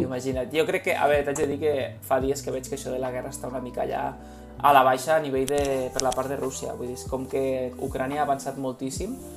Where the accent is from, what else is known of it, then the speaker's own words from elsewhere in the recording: Spain; som d'Espanya